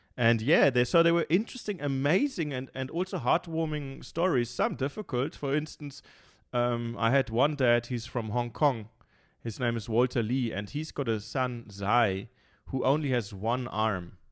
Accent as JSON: {"language": "English", "town": "Munich", "region": "Bavaria", "country": "Germany", "tie": "born or raised there", "moved": "yes", "lives_now": "Cape Town, South Africa", "said": "I'm from Munich, so I'm born and bred in Munich."}